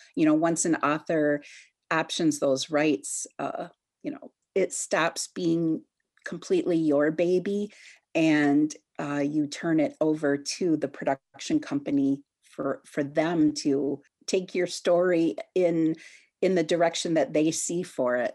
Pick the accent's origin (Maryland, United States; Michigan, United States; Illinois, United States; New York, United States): Michigan, United States; New Buffalo; I grew up in New Buffalo